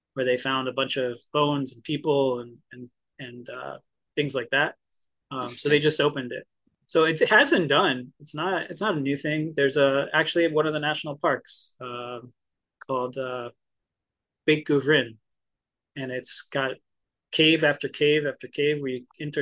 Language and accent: English; New Jersey, United States; I grew up in Jersey, which is technically the Garden State